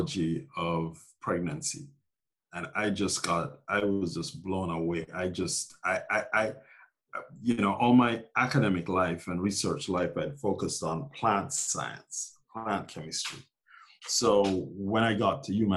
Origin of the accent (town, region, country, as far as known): Jamaica; born or raised there; moved away as an adult; also born or lived in Glasgow, Scotland / Minneapolis, Minnesota / Massachusetts; now in New York City, United States